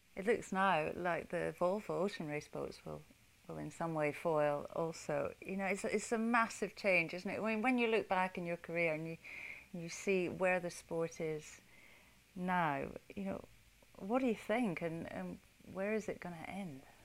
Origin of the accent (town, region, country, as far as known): United Kingdom